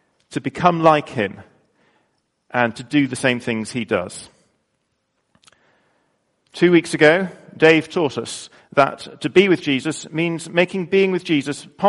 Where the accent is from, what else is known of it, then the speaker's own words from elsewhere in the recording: United Kingdom; I'm British